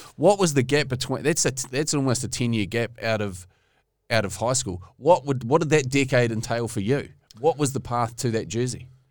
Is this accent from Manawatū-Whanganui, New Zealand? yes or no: no; Taranaki, New Zealand; I grew up in Taranaki